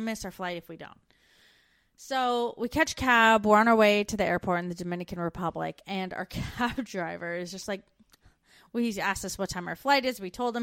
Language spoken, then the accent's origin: English; Canada; moved away as an adult